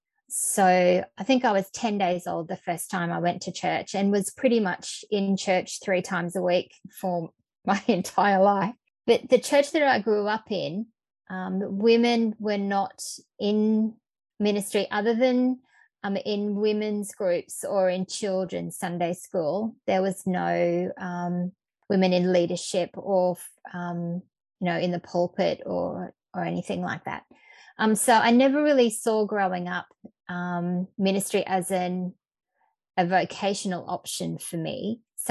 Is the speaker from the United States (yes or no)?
no; central Queensland, Australia; also born or lived in Brisbane, Australia; I grew up in central Queensland in a small town